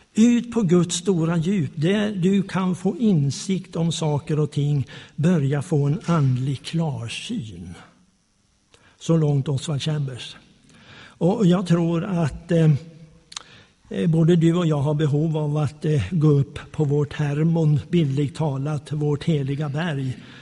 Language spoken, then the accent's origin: Swedish; Småland, Sweden; also born or lived in Slagnäs, Arjeplog Municipality, Lapland; som smålänning